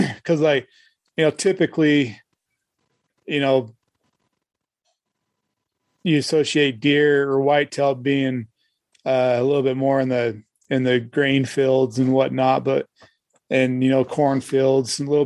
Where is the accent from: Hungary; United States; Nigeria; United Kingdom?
United States; Las Vegas, Nevada; also born or lived in Idaho; now in Utah, United States; I grew up in Vegas and we didn't really have any rivers like